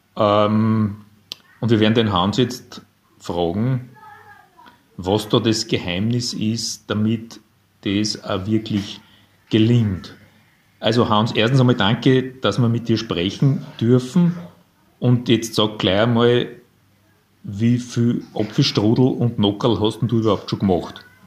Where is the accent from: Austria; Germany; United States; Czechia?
Austria; Linz, Upper Austria; ich bin auch ein Linzer